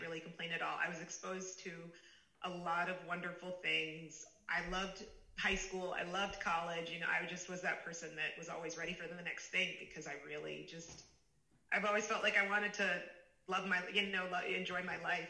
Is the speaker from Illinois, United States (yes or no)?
yes; Chicago, Illinois, United States; also born or lived in Pittsburgh, Pennsylvania; now in San Francisco Bay Area, United States; I was born in Pittsburgh, Pennsylvania. And then um, when I was a pretty small kid, we moved to Chicago, Illinois